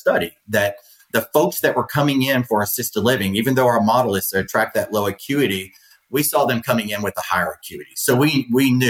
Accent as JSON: {"language": "English", "region": "Louisiana", "country": "United States", "tie": "born or raised there", "moved": "yes", "lives_now": "Florida, United States", "said": "I grew up in Louisiana. I live in Florida."}